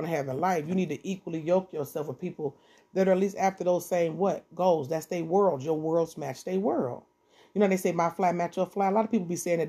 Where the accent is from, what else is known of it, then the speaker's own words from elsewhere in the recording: Detroit, Michigan, United States; I'm from Detroit, 7 Mile, Eastside